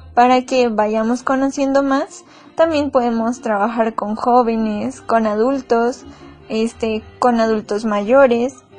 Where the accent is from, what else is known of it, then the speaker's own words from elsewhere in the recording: Mexico; Somos mexicanos